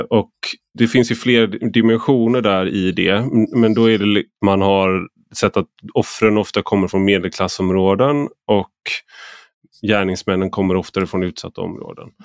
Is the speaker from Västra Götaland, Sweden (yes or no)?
yes; Gothenburg, Västra Götaland, Sweden; jag är uppvuxen i Majorna